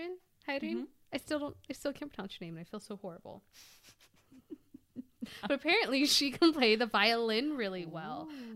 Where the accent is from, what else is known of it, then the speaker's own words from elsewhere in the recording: Texas, United States; I'm white. I'm from Texas, y'all.